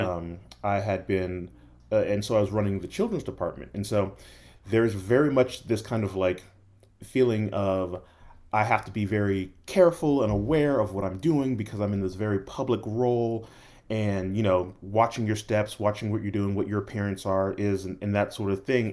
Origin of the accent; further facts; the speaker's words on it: Los Angeles, California, United States; moved away; also born or lived in Tulsa, Oklahoma / Atlanta; I was born and raised in Los Angeles, then moved to Tulsa for two years and then came to Atlanta